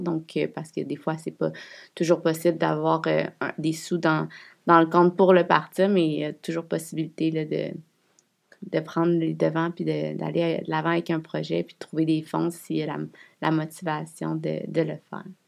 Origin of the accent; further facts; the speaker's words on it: Quebec City, Quebec, Canada; On est de Québec